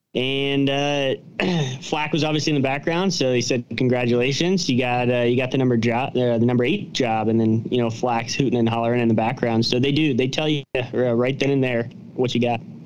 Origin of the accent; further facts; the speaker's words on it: Cincinnati, Ohio, United States; moved away; We're both from Cincinnati